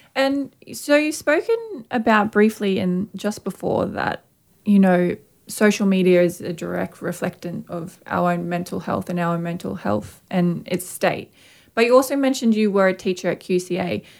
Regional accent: Brisbane, Queensland, Australia; a young Aboriginal artist and particularly female artist growing up in Mianjin

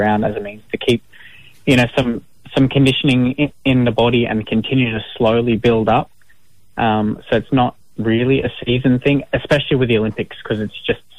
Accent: Gold Coast, Queensland, Australia; also born or lived in Campbelltown, New South Wales; So I was born in the western Sydney suburb of Campbelltown. I'm a Wanneroo man, but I moved up to the Gold Coast at a very young age to start school.

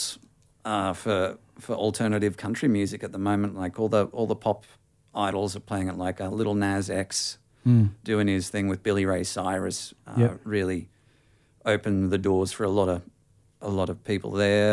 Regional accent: Lockyer Valley, outside Toowoomba, Queensland, Australia; moved away; also born or lived in Brisbane, Australia; growing up outside of Toowoomba in the Lockyer Valley there, it can be a dangerous place for someone to come out. So mm. I waited till I moved to Brisbane

